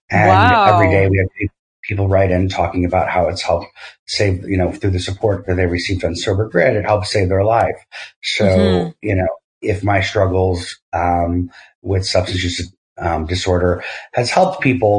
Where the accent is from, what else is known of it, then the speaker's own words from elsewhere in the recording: Massachusetts, United States; moved away; also born or lived in New York / California; I grew up in Massachusetts